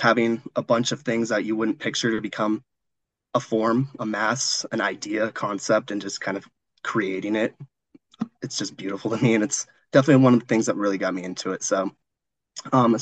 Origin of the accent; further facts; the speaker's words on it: Missoula, Montana, United States; moved away as an adult; now in Denver, United States; I am from Missoula, Montana